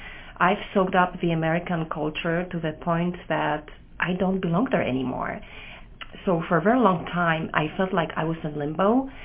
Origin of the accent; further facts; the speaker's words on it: Poland; accent: Polish; English is a second language; moved away as an adult; now in United States; I grew up in Poland, and I was 23 when I came here to America 20 years ago. And I feel like life here every day reminds me that I'm more Polish than American. I mean, I speak Polish, I have Polish culture, I have Polish accent